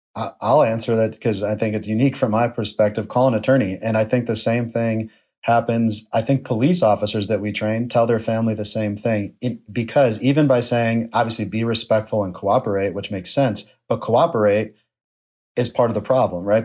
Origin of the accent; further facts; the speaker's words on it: Buffalo, New York, United States; my hometown of Buffalo, New York